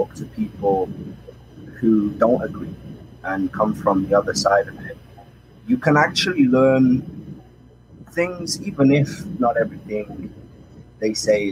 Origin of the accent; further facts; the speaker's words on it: Manchester, North West England, United Kingdom; moved away as an adult; now in Israel; I'm from Manchester, England, originally. I've lived in Israel now 4 years, actually, this month